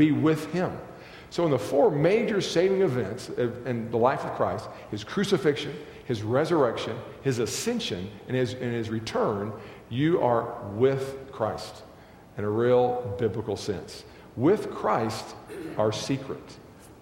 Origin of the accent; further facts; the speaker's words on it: Texas, United States; I grew up in Texas